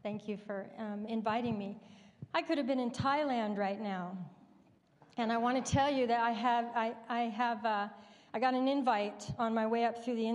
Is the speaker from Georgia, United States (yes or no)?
no; Alaska, United States; also born or lived in Fairbanks; I'm from Alaska. I've lived 35 years in Fairbanks.